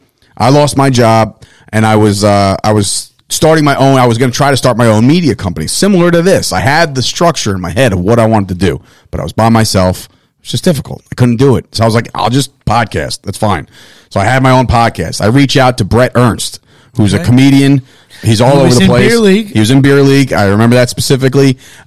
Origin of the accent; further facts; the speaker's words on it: New Jersey, United States; we're three guys from New Jersey.